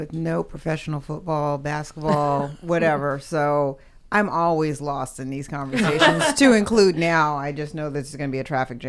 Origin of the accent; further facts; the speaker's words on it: Alaska, United States; moved away; I come from Alaska, so we don't have any professional teams at all.